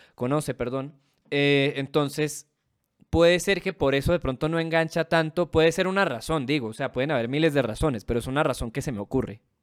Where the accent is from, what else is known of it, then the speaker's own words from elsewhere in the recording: Venezuela; now in Colombia; mi país natal, jaja, en Venezuela